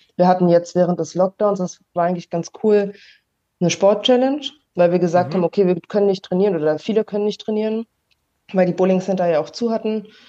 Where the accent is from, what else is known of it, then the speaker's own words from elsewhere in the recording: Berlin, Germany; now in Kaiserslautern, Germany; ich wohne jetzt aktuell in Kaiserslautern, aber ich komme eigentlich aus Berlin und spiele auch noch für Berlin